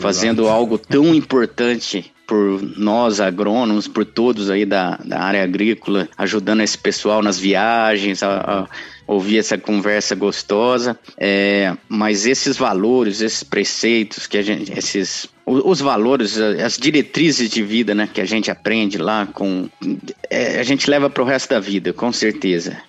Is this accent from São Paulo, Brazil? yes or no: yes; São José do Rio Pardo, São Paulo, Brazil; eu cresci em São José do Rio Pardo